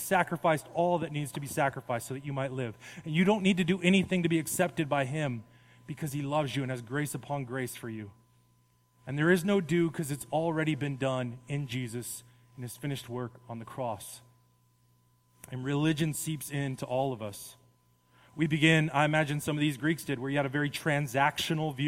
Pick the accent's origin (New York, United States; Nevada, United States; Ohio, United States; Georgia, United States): Nevada, United States; Las Vegas; I grew up in Las Vegas.